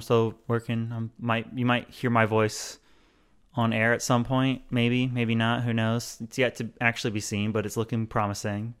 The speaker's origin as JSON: {"language": "English", "region": "the South", "country": "United States", "said": "I'm, A, from the south, but also have family more in the deep south"}